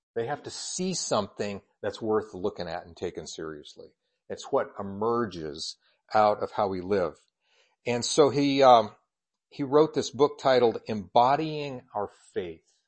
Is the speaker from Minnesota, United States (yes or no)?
no; Colorado Springs, Colorado, United States; also born or lived in Kansas / Indiana; now in Idaho, United States; I was born in Colorado Springs